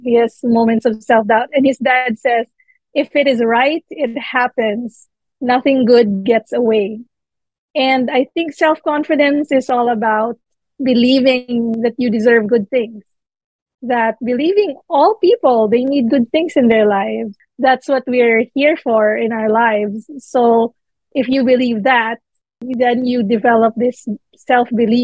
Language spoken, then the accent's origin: English; Manila, Metro Manila, Philippines; now in New York, United States; I'm Filipino, born and raised in the Philippines